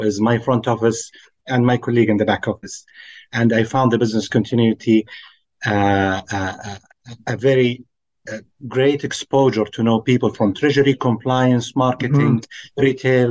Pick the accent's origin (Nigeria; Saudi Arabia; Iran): Saudi Arabia; I'm from Saudi Arabia